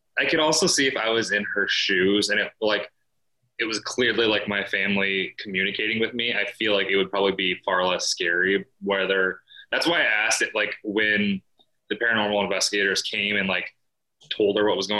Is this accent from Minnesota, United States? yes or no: no; Iowa, United States; born or raised there